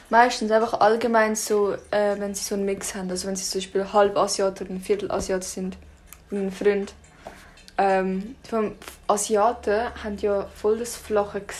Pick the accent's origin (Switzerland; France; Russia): Russia; bin auch Russin. Und das finde ich auch schön.